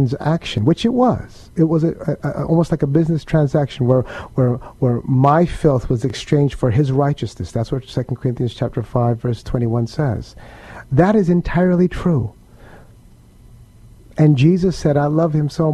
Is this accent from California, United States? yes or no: yes; San Diego, California, United States; now in San Antonio, United States; We grew up together in San Diego, California